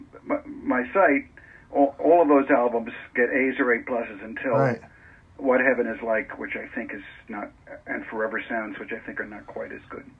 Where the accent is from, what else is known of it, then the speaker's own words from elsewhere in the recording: New York City, New York, United States; also born or lived in Manhattan, New York; I started reading The Voice in Queens